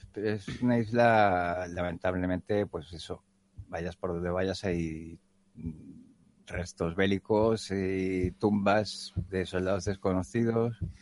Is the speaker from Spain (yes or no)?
yes; Spain; como español